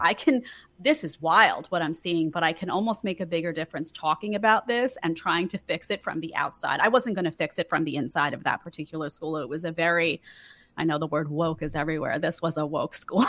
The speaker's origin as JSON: {"language": "English", "town": "New York City", "region": "New York", "country": "United States", "tie": "born or raised there", "said": "I grew up in New York City to a very middle-class family"}